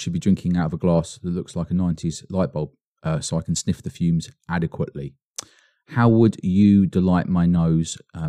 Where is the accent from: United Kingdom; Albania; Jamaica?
United Kingdom; Norwich, East of England; I'm from Norwich, yeah. But I didn't actually grow up in Norwich. That's why I haven't got a Norfolk accent.